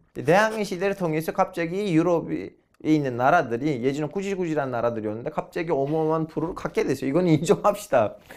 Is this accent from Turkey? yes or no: yes; Turkey; moved away; 터키에도 호라산이라는 군이 아. 있어요. 제 고향 옆에 있는데.